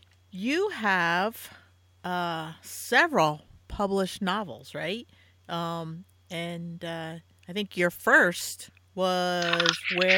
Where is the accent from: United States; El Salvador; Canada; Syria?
United States; East Coast; I'm an East Coast girl.